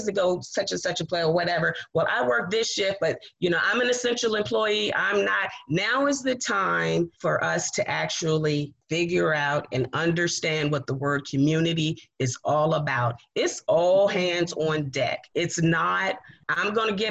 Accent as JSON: {"language": "English", "town": "Richmond", "region": "Virginia", "country": "United States", "tie": "born or raised there", "said": "I was raised in Southside in Manchester, right off of Sims Avenue on West 30th Street"}